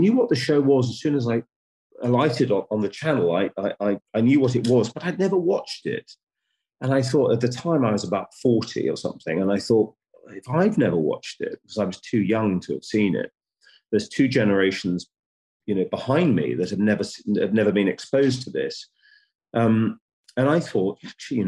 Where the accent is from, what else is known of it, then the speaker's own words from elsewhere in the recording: United Kingdom; as a British producer